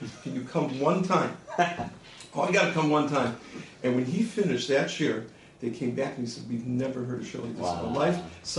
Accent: Milwaukee, Wisconsin, United States; moved away; And I grew up in Milwaukee, Wisconsin.

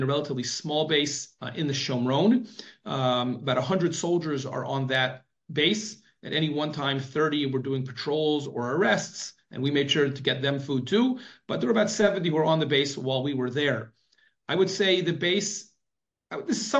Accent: United States; now in Israel; growing up in America

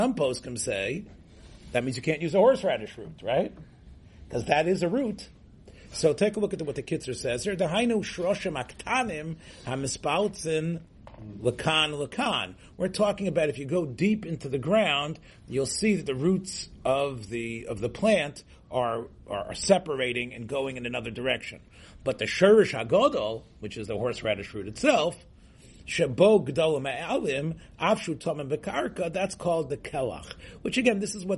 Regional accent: Memphis, Tennessee, United States; I grew up in Memphis, Tennessee.

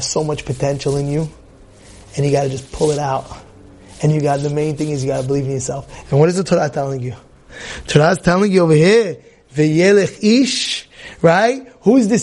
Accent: New York City, New York, United States; Growing up, I was growing up as a kid in Brooklyn, New York.

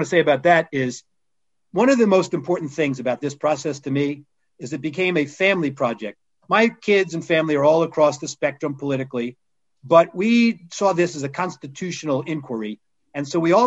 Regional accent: McLean, Virginia, United States; moved away; also born or lived in Freeport, New York / Alabama / New York; I grew up in Virginia, just outside D.C., McLean, Virginia

